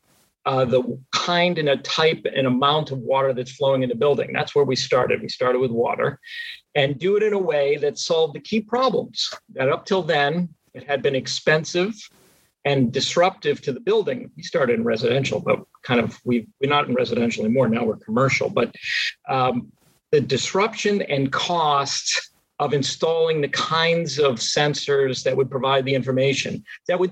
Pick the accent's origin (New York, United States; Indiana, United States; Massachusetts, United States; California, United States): Massachusetts, United States; outside of Boston; moved away; I grew up outside of Boston